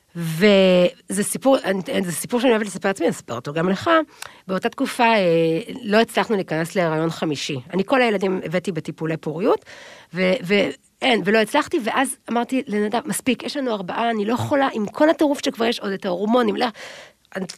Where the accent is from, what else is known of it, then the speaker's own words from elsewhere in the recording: Tel Aviv, Tel Aviv District, Israel; moved away as an adult; also born or lived in Kfar Haroeh, Emek Hefer; אבל אפשר להוציא את הבחורה מרמת אביב, אבל אי אפשר להוציא את רמת אביב מהבחורה